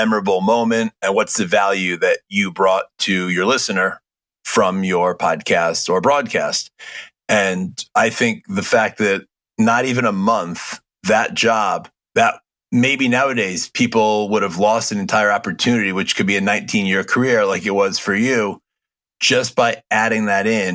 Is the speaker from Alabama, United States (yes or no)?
no; outside of Hartford, Connecticut, United States; also born or lived in Long Island; I grew up outside of Hartford.